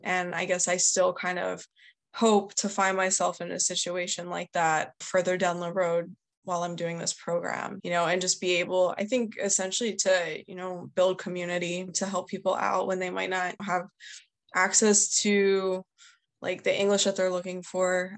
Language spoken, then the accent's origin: English; outside Philadelphia, Pennsylvania, United States; I grew up about 45 minutes outside of Philadelphia, so in the suburbs.